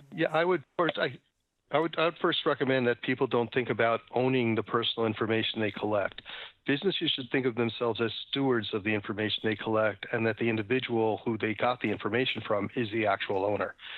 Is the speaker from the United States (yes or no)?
yes; New York City, New York, United States; grew up in New York City. I'm a paranoid New Yorker.